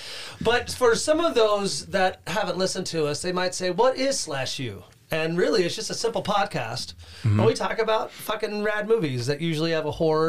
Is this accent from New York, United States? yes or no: no; St. Louis, Missouri, United States; now in Madison, United States; I'm from St. Louis, Missouri.